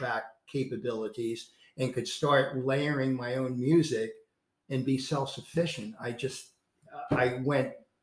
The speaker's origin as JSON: {"language": "English", "region": "North Carolina", "country": "United States", "tie": "born or raised there", "moved": "yes", "said": "I was born in North Carolina. I'm a Tar Heel"}